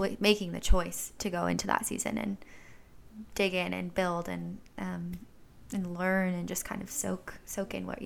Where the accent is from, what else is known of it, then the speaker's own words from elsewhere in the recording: Orange County, California, United States; I'm from Orange County